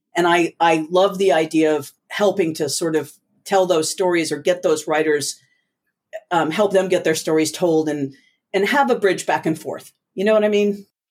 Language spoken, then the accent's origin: English; New Jersey, United States; growing up in the States was very different.